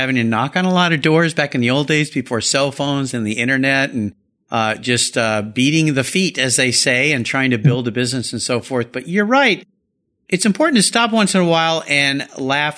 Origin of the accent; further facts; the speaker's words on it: San Diego, California, United States; I grew up down in San Diego where there's lots of cool cars cruising around